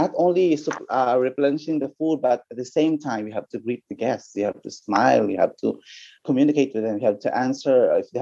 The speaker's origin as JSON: {"language": "English", "country": "Philippines", "said": "from my batch I was the only from the Philippines"}